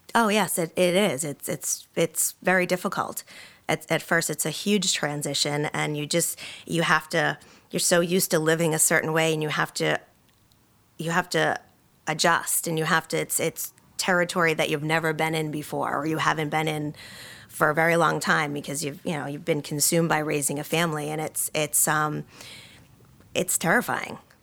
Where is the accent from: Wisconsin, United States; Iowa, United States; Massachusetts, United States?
Massachusetts, United States; Boston; moved away; I'm from Boston originally.